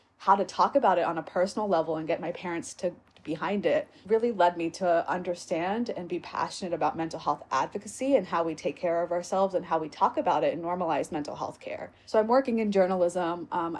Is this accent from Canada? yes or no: no; Virginia, United States; born there; So I was born outside of Richmond, Virginia.